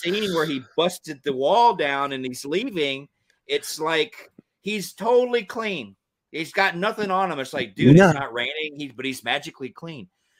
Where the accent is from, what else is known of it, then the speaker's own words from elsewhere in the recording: Georgia, United States; I grew up in Georgia. I grew up in the country area, a rural area of Georgia.